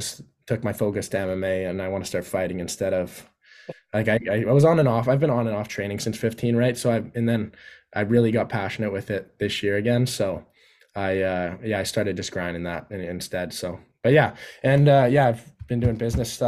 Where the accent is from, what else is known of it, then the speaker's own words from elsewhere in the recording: Yukon, Canada; moved away as an adult; also born or lived in Whitehorse; now in Parksville, Canada; I'm born and raised in the Yukon